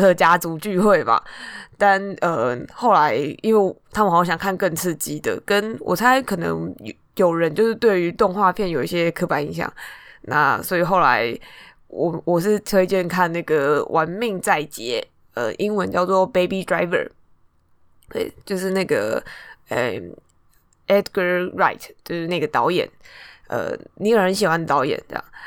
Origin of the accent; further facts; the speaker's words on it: Taipei, Taiwan; 我是台北人